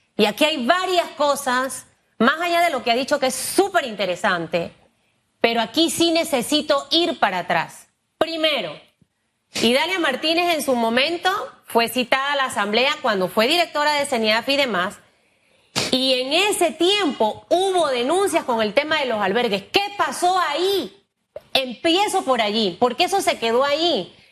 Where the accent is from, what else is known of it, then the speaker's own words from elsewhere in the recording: Panama; yo como periodista, como panameña, como mujer